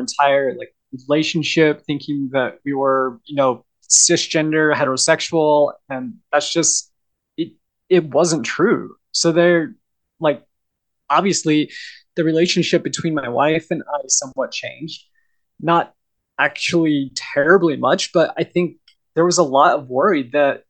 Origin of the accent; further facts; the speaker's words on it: Southern Oregon, United States; moved away; also born or lived in Idaho; I grew up in Southern Oregon